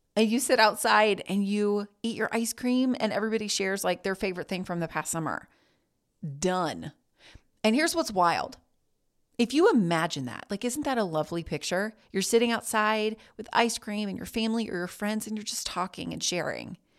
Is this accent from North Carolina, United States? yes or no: yes; Greensboro, North Carolina, United States; I was born in Greensboro, and other than three semesters at a college one town over, I have never left.